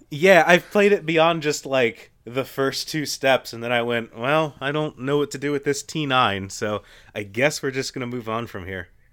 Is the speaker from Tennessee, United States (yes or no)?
no; Kentucky, United States; I grew up in Kentucky, which means that, like, there's a lot of things that I take for granted as being the wrong pronunciation of things